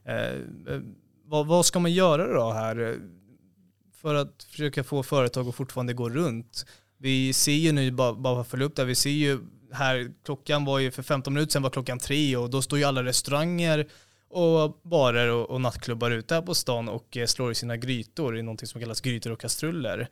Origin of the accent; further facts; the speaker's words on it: Stockholm, Stockholm County, Sweden; Jag som är från Stockholm